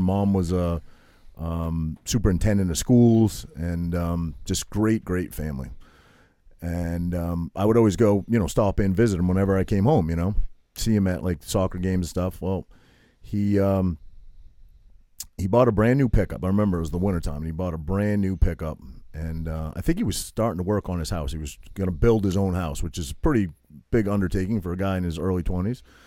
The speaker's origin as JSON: {"language": "English", "town": "Toms River", "region": "New Jersey", "country": "United States", "moved": "yes", "said": "I was from Tom's River"}